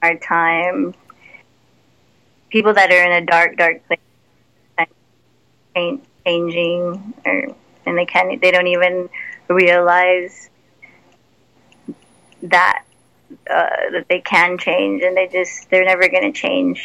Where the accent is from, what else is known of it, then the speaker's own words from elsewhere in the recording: San Antonio, Texas, United States; setting up shows in my hometown.